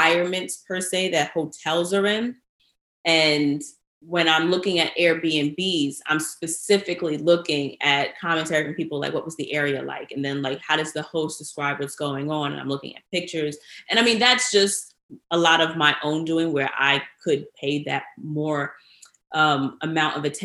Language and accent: English; New York, United States; as a New Yorker